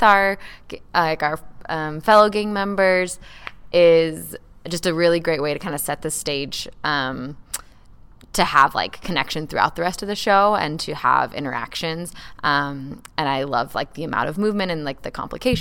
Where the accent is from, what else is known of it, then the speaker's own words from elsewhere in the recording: Venezuela; now in Hood River, United States; I grew up in Venezuela